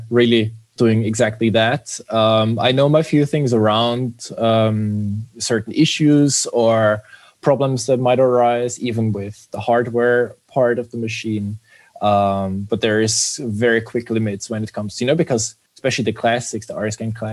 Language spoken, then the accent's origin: English; Vienna, Austria; also born or lived in Munich; I'm actually from Vienna, born and raised, and it has always been my home base